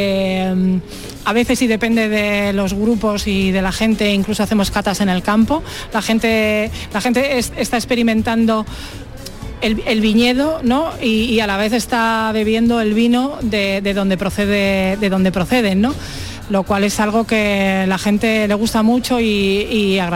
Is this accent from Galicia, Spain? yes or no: no; Gumiel de Mercado, Castile and León, Spain; nosotros venimos de Gumiel de Mercado, es un pueblo que está en Burgos, muy cerquita de Aranda de Duero, a unos 12 kilómetros así.